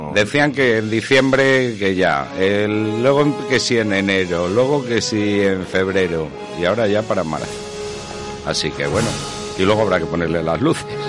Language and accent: Spanish; Castile and León, Spain; yo también que soy de Castilla y León